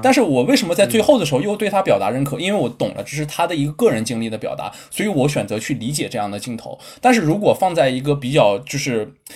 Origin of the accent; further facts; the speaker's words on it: Northeast China, China; 我们都是东北的，我和老戴是东北的